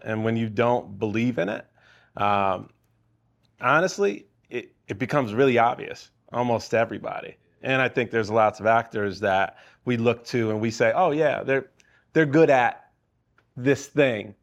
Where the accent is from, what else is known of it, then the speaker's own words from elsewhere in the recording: Chicago, Illinois, United States; I'm from Chicago.